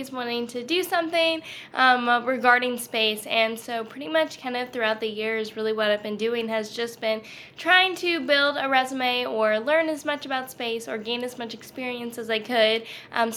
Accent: Louisiana, United States; growing up in Louisiana, everything was pretty normal. I'm definitely like full Southern Louisianian

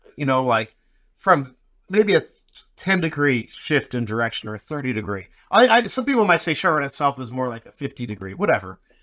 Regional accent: Las Vegas, Nevada, United States; I grew up in Vegas.

